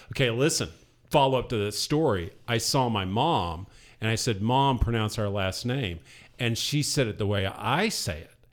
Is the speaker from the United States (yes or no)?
yes; Southeast Ohio, United States; also born or lived in Indiana; I was born in Southeast Ohio